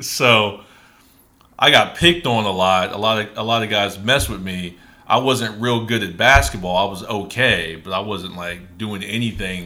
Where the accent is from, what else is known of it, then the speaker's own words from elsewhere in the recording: Springfield, Ohio, United States; I grew up in Ohio, Springfield, Ohio